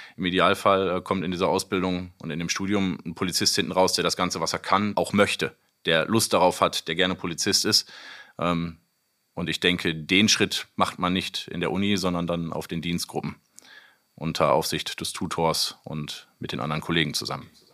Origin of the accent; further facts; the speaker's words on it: North Rhine-Westphalia, Germany; also born or lived in Seedorf; wohnhaft, meine Familie und ich immer in NRW